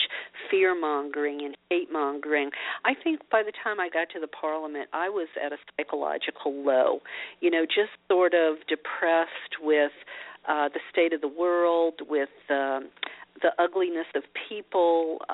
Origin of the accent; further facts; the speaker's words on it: Louisiana, United States; I was a Christian growing up in Louisiana